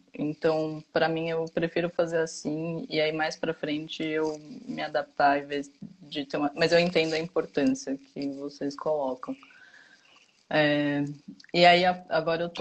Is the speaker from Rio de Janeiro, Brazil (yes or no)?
no; São Paulo, Brazil; moved away as an adult; now in Campinas, Brazil; eu sou de São Paulo originalmente, aí fui fazer faculdade em Campinas e optei por ficar em, em Campinas